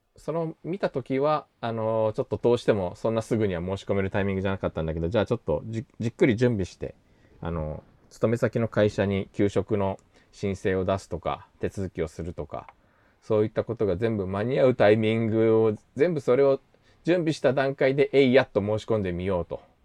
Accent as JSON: {"language": "Japanese", "region": "Tokyo", "country": "Japan", "tie": "born or raised there", "said": "東京生まれで先日2回目の韓国留学から帰ってきたばっかり"}